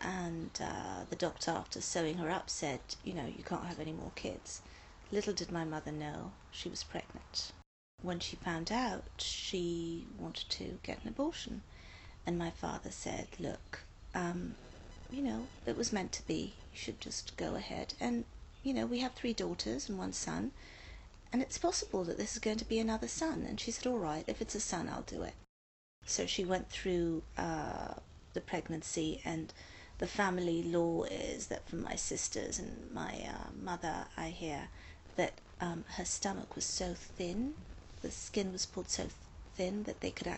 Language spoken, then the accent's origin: English; Spain; born there; I was the last of five children, and I was born in Spain.